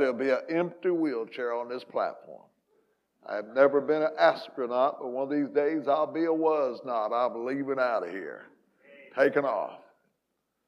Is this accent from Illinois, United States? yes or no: yes; Hamilton County, Southern Illinois, United States; moved away; this is where I was born and raised